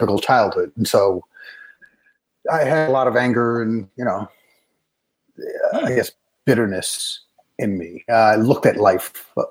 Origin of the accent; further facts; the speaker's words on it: New York City, New York, United States; I grew up in the Bronx. I worked as a police officer in the Bronx